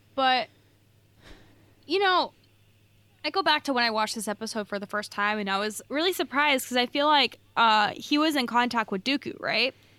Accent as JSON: {"language": "English", "region": "California", "country": "United States", "said": "I'm from California"}